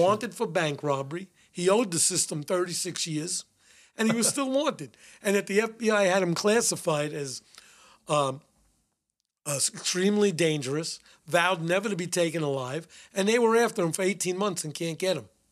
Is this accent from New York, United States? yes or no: yes; New York City, New York, United States; I grew up in the Bronx. I was raised in the Bronx. Went to school in the Bronx